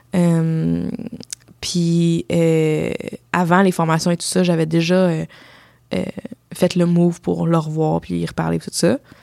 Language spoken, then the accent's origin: French; Ontario, Canada; je viens de l'Ontario, je suis moitié euh, Sri Lankaise